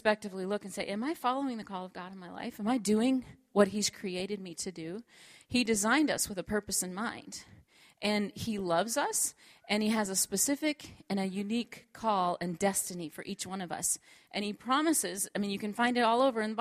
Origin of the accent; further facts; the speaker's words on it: Minnesota, United States; moved away as an adult; also born or lived in Oklahoma; I was born and raised in Minnesota